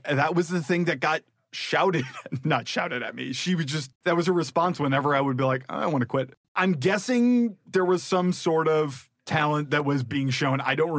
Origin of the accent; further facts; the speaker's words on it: Rockford, Illinois, United States; I grew up in Rockford, Illinois